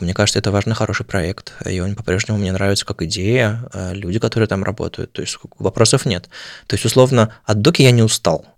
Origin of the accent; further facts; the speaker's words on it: Saint Petersburg, Russia; moved away as an adult; also born or lived in Moscow / Oslo; now in Berlin, Germany; каждый раз возвращение в Питер.